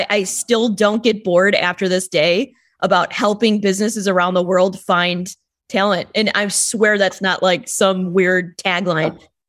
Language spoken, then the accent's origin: English; Illinois, United States; born or raised there